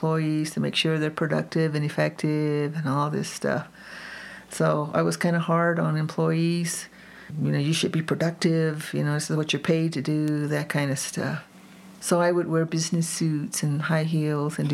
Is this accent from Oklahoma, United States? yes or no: yes; Oklahoma, United States; now in Jicarilla Apache reservation, United States; I was raised in Oklahoma because my mom, the adventurous Apache woman way back in the 40s, got a nursing degree